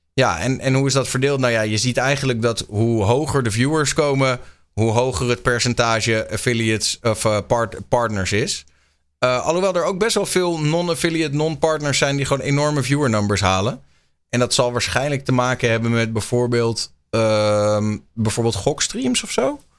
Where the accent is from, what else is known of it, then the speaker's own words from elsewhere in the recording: Netherlands; wij zijn natuurlijk als Nederlanders